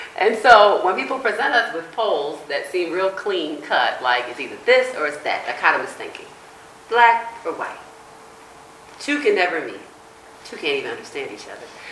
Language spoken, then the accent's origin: English; United States; I grew up in on the East Coast, where near the Chesapeake Bay